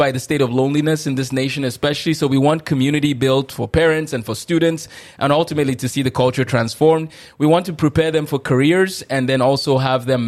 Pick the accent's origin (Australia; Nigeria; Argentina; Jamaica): Nigeria; also born or lived in Duluth, Minnesota / Moorhead, Minnesota; now in United States; growing up in Nigeria